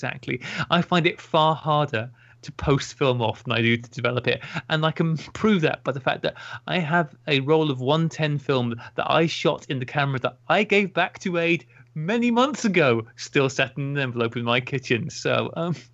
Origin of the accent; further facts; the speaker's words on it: Taunton, South West England, United Kingdom; I was born in Taunton, Somerset Massive